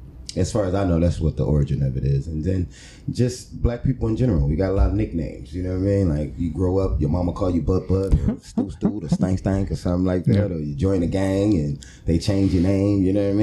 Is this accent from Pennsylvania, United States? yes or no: yes; Philadelphia, Pennsylvania, United States; also born or lived in North Carolina / Charlotte; now in Texas, United States; I'm from South Philly, and people in my neighborhood call … anyway." So okay